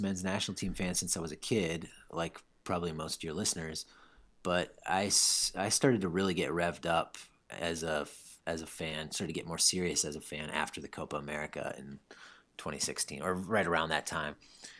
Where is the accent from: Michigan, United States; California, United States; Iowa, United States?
Iowa, United States; I grew up in Eastern Iowa, 3 hours straight west of Chicago, played soccer my whole life